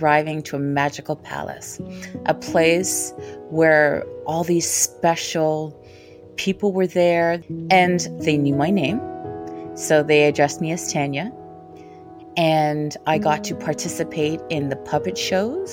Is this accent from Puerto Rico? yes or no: no; Toronto, Ontario, Canada; also born or lived in Kingston, Jamaica; I was born in Kingston, Jamaica, and when I was 3 years old, I came to Toronto, Ontario, Canada. I remember around that community where I lived in the 1970s, which was Dufferin and Eglinton